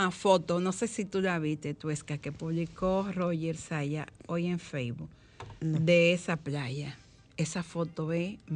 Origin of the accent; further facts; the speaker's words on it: Dominican Republic; a mí me hubiese gustado como dominicana